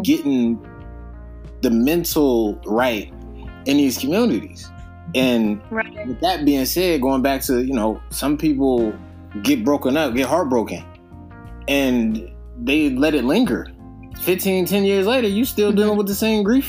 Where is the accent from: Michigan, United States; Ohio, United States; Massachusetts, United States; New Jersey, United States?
Ohio, United States; Youngstown; moved away as an adult; also born or lived in Maryland / San Bernardino, California / San Diego, California; I'm originally from Youngstown, Ohio, small city